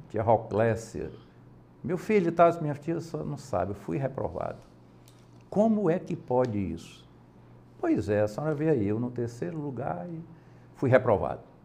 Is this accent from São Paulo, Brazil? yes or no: no; Baturité, Ceará, Brazil; also born or lived in Redenção / Capistrano de Abreu; eu nasci em Baturité, é a minha cidade natal.